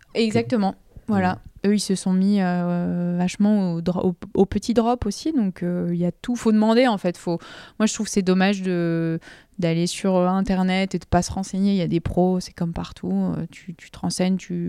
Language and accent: French; Nord, Hauts-de-France, France; Je suis nordiste